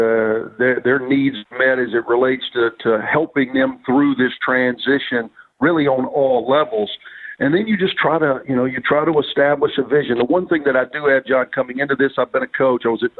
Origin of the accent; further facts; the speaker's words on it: Mississippi, United States; moved away as an adult; now in Birmingham, United States; I had a great 12-year run at Ole Miss in my home state.